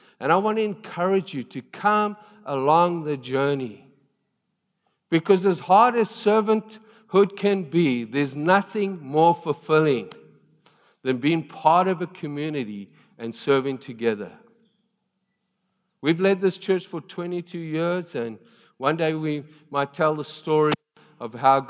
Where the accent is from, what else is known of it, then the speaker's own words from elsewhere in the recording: South Africa; I came from South Africa. Rugby is a big deal, and I love rugby.